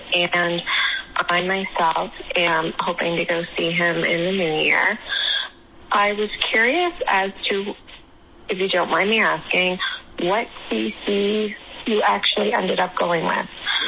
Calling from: Halifax, Nova Scotia, Canada; I'm calling in from Halifax, Nova Scotia, Canada.

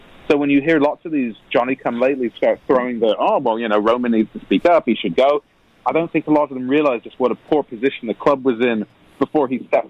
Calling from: San Diego, California, United States; Well, I'm in San Diego, so I'm in La Jolla, which is very part of San Diego.

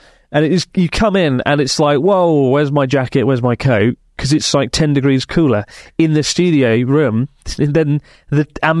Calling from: Sydney, New South Wales, Australia; from Sydney, Australia.

